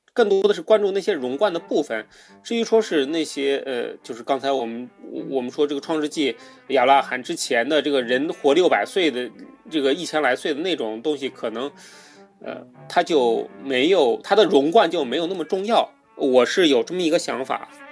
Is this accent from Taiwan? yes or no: no; China; 我们中国人